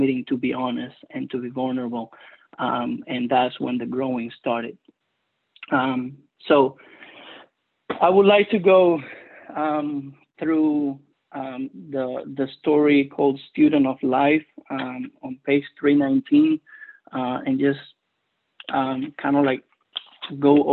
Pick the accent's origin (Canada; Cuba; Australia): Cuba; first language Spanish; English is a second language; moved away; English is my second language. I am originally from Cuba, so Spanish is my first language